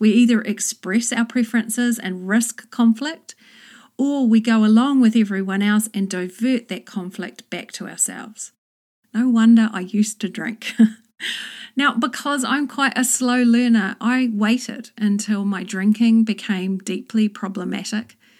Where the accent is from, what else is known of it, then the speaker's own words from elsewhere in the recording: New Zealand; moved away as an adult; also born or lived in London, United Kingdom; I moved from New Zealand to England and back again twice